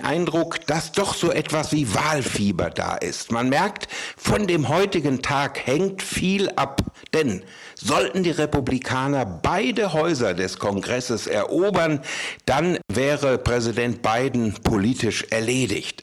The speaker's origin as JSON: {"language": "German", "country": "Germany", "moved": "yes", "lives_now": "San Francisco, United States", "said": "bei uns in Deutschland"}